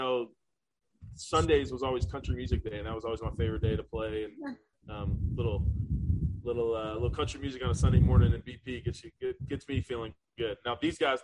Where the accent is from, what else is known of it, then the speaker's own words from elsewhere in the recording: Apex, North Carolina, United States; moved away as an adult; now in South Carolina, United States; I grew up in Apex, right outside of Durham.